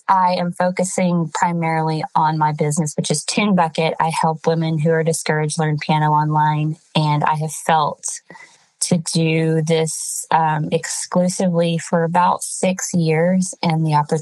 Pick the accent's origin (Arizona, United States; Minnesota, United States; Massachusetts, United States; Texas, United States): Texas, United States; Shepherd; moved away as an adult; also born or lived in Jackson, Mississippi / California; I was raised in Texas in a small church in the city of Shepherd. And I was there until I was 18